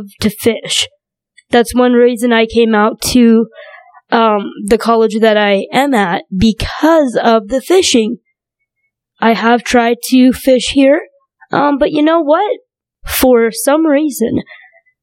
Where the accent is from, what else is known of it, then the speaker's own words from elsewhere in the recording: North Dakota, United States; also born or lived in China; grew up in North Dakota